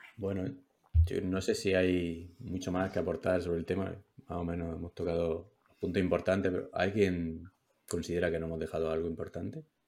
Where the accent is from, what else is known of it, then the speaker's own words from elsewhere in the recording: Huércal-Overa, Andalusia, Spain; soy de Huercalovera